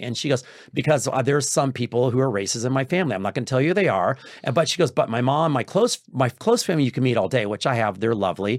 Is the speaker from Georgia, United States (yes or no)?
no; Texas, United States; I'm from Texas